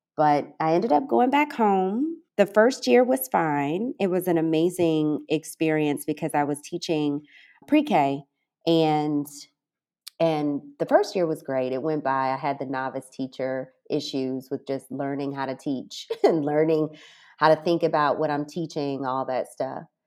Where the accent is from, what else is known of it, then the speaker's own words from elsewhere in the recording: Alton, Illinois, United States; moved away as an adult; also born or lived in Casablanca, Morocco; now in Ras Al Khaimah, United Arab Emirates; My hometown is Alton, Illinois, and I left the States in two thousand eleven